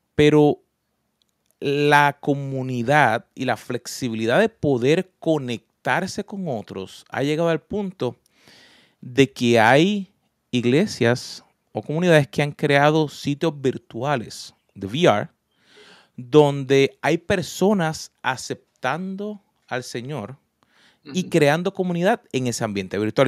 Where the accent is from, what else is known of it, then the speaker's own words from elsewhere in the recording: Puerto Rico; yo nací en Puerto Rico